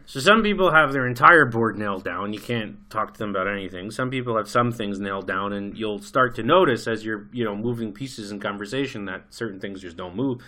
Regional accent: United States; moved away as an adult; I grew up in America. I lived there for twenty-five years

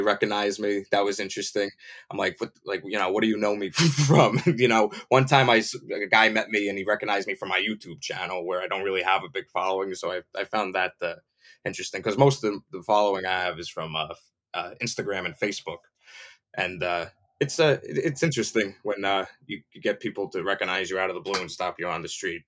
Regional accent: New Jersey, United States; I'm from Jersey, but you know, I'm in New York a lot. I'm in North Jersey too

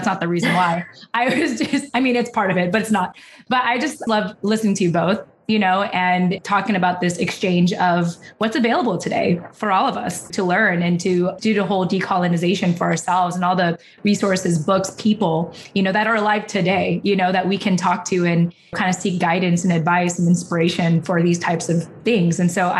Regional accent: Philippines; you know, being Filipino, like, I have the rest of my life to figure this out.

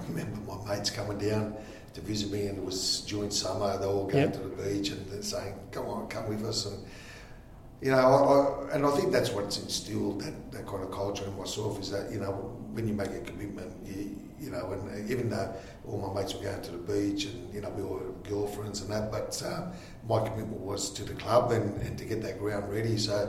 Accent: Collelongo, Abruzzo, Italy; born there; So Angelo was born in the same town I was born in Italy, in Collilongo.

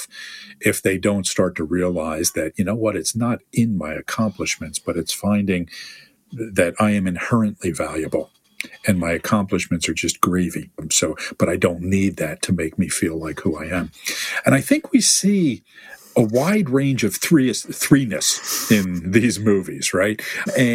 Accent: United States; I am from the United States of America

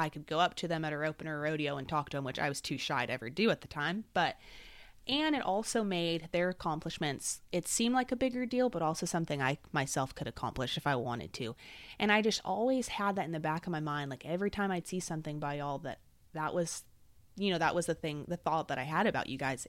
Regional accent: Salinas, California, United States; moved away as an adult; also born or lived in Mississippi; I was born and raised in Salinas, California

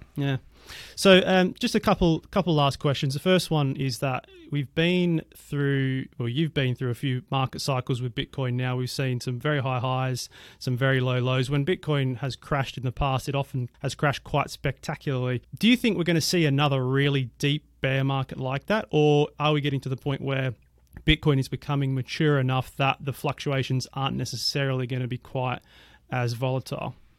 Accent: Perth, Western Australia, Australia; moved away; my hometown, I'm from Perth, Western Australia originally

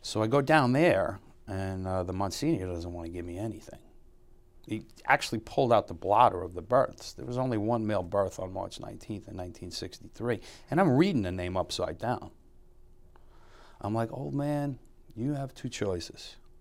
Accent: New York City, New York, United States; I grew up in Bushwick

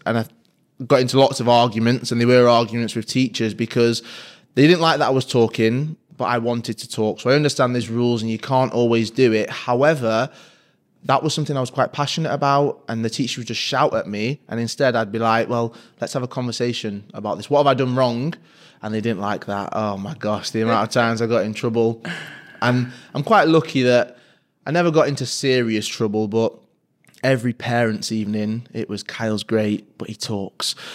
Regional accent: Manchester, North West England, United Kingdom; M fourteen, Fallowfield, which is a huge part of my upbringing, where I grew up

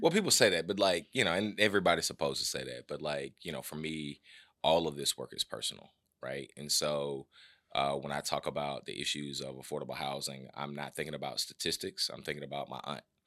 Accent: Atlanta, Georgia, United States; I'm born and raised in the West End, uh, Oakland City to be exact.

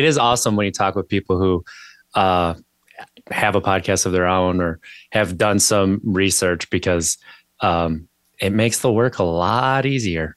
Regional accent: Wisconsin, United States; moved away as an adult; now in Virginia, United States; I grew up in Wisconsin

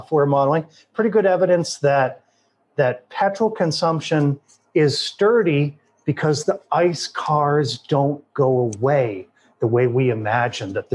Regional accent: Massachusetts, United States; moved away; my home state of Massachusetts, I don't live there anymore, but that's where I'm from

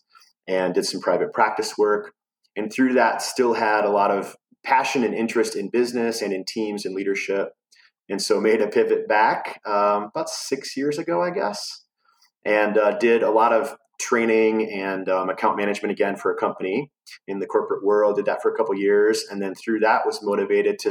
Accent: United States; moved away as an adult; now in Asheville, United States; I grew up kind of near Chicago, in between Milwaukee and Chicago

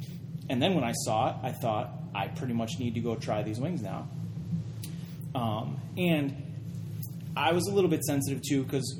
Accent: Rochester, New York, United States; I grew up in Rochester.

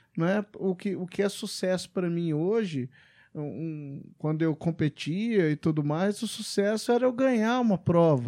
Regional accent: Belo Horizonte, Minas Gerais, Brazil; moved away as an adult; also born or lived in Macon, Georgia, United States / England; Eu, eu também sou de Belo Horizonte, estudamos no Pitágoras, em, no Pitágoras Pampulha

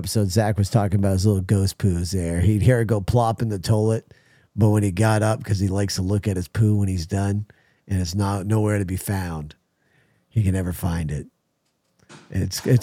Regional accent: New England, United States; now in California, United States; I'm from New England.

